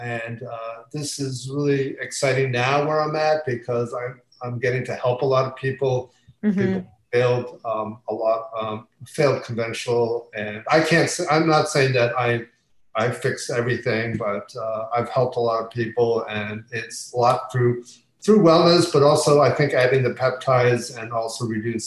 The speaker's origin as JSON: {"language": "English", "area": "near Philadelphia", "region": "Pennsylvania", "country": "United States", "tie": "born or raised there", "said": "I grew up in near Philadelphia"}